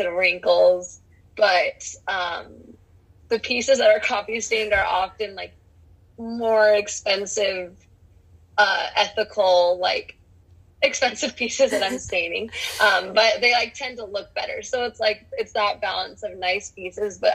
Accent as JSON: {"language": "English", "town": "Cottonwood Heights", "region": "Utah", "country": "United States", "tie": "born or raised there", "said": "I grew up in Cottonwood Heights, Utah."}